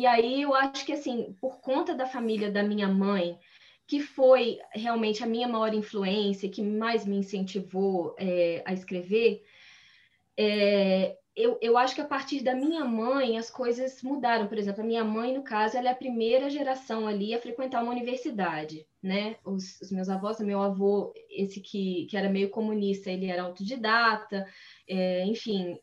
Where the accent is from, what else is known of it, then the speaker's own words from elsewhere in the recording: Guarani, Minas Gerais, Brazil; accent: mineiro; moved away as an adult; also born or lived in Ubá; E eu fui nasci em Ubá, mas assim, dois dias depois eu já estava em Guarani. Eu morei em Guarani, então, até os meus, até terminar o segundo grau